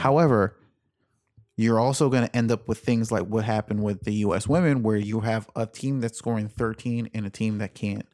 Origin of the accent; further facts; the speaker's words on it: Jamaica; I was born in Jamaica.